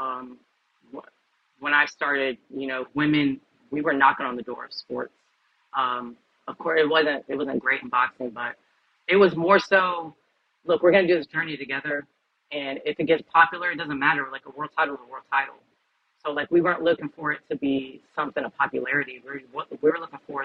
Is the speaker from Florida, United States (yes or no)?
yes; Tampa, Florida, United States; I am Cuban, 100% Cuban on both sides, but I was born and raised in Tampa, Florida.